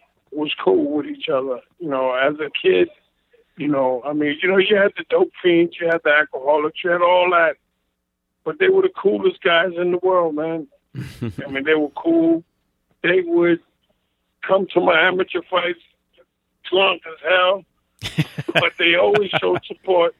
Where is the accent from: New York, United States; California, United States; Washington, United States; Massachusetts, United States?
New York, United States; Brentwood; I grew up in New York